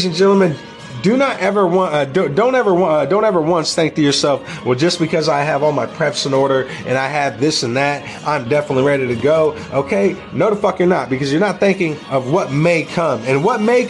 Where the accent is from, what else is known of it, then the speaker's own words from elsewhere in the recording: United States; We as American people